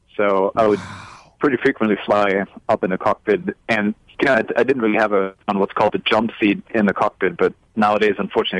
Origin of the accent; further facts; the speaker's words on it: Munich, Bavaria, Germany; moved away as an adult; now in United States; I was born and raised in Munich and then came here after med school. So it was supposed to be just a little 3-month stint, and that was now about 18 years ago.